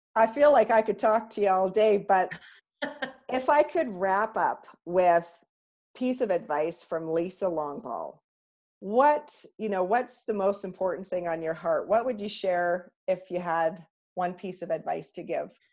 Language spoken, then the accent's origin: English; Canada; we're so Canadian